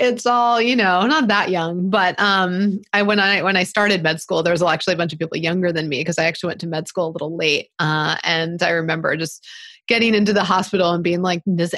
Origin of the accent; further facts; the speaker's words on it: Baltimore, Maryland, United States; I grew up in Baltimore City